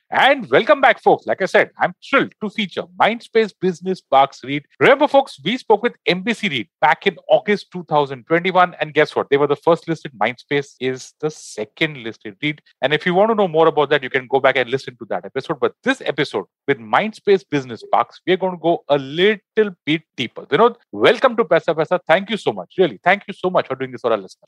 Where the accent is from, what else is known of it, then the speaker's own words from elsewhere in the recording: Mumbai, Maharashtra, India; I'm from Bombay